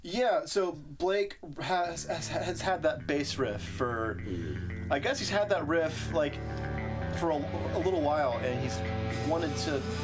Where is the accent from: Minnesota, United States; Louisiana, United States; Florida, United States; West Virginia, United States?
West Virginia, United States; Ripley; now in Oklahoma City, United States; 10 minutes from my hometown of Ripley, West Virginia